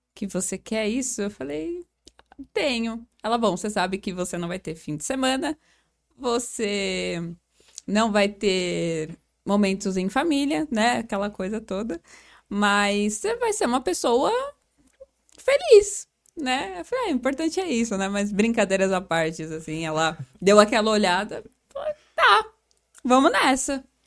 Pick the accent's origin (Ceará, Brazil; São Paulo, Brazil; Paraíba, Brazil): São Paulo, Brazil; Osasco; a gente vem da periferia de Osasco, né? Ali da, da, da, zona norte de Osasco.